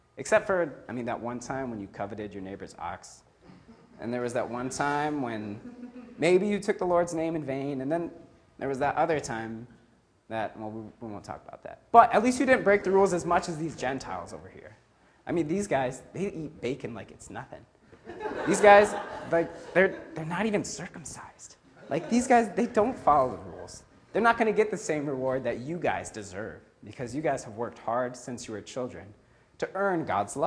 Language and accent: English; Midwest, United States; now in California, United States; I'm from the Midwest